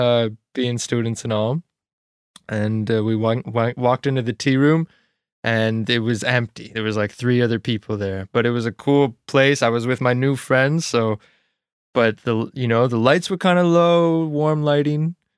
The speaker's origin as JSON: {"language": "English", "region": "Ontario", "country": "Canada", "tie": "born or raised there", "moved": "as an adult", "lives_now": "Nova Scotia, Canada", "said": "I grew up in small town Ontario, outside of a small town, actually, so it was a road."}